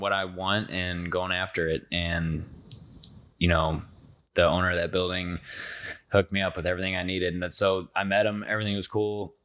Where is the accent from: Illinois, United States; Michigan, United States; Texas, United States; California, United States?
Illinois, United States; Belleville; also born or lived in O'Fallon; now in Saint Charles, United States; I'm from Belleville, Illinois. I grew up on the east end of Belleville